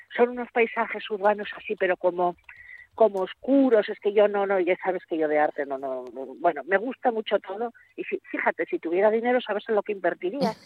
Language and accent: Spanish; Gijón, Asturias, Spain; Yo que soy de Puerto de Mar